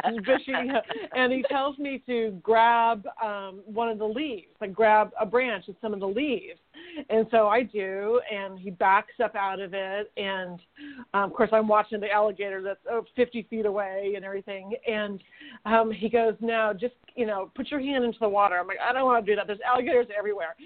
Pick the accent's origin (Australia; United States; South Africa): United States; Sacramento, California; now in Manhattan Beach, United States; I'm from Sacramento